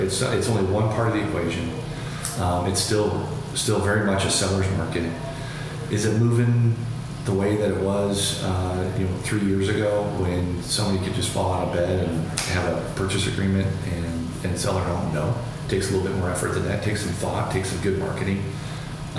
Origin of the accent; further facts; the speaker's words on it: Urbandale, Iowa, United States; also born or lived in Des Moines, Iowa / Adel, Iowa; I grew up in Urbandale, lived near Drake University for a long time